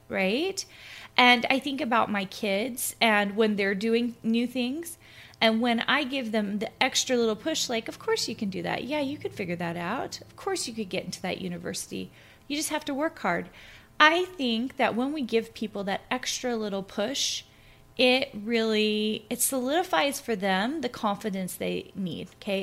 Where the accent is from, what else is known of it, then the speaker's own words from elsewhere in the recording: Clarksville, Tennessee, United States; also born or lived in Minnesota; now in Utah, United States; I'm originally from Tennessee. I grew up in Tennessee, in a little town called Clarksville